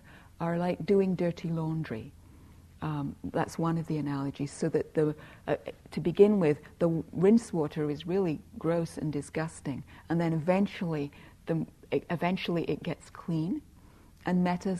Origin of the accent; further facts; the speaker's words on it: England, United Kingdom; I grew up in England where there was a lot of emphasis on being nice